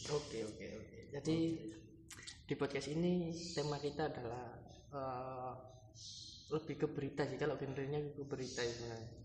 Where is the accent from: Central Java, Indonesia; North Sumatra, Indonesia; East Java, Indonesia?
East Java, Indonesia; Surabaya; kita ini asalnya dari Surabaya kita